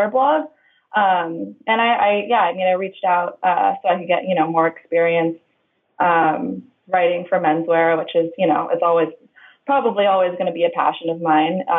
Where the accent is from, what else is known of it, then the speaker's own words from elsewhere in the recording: Oahu, Hawaii, United States; moved away as an adult; now in California, United States; I was born and raised in Hawaii, on the island of Oahu